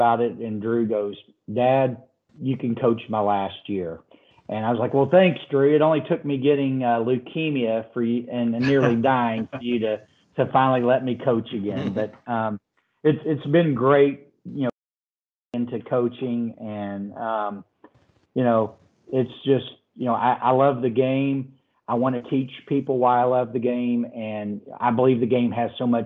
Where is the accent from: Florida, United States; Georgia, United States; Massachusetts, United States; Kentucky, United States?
Kentucky, United States; Owensboro; I grew up in Owensboro, Kentucky